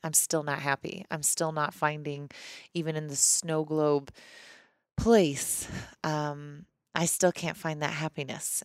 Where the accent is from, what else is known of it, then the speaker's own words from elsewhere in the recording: Missouri, United States; moved away as an adult; now in Colorado, United States; I grew up in Missouri